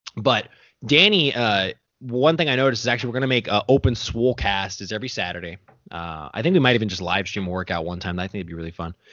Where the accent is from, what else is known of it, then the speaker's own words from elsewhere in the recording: United States; I'm over here born and raised in America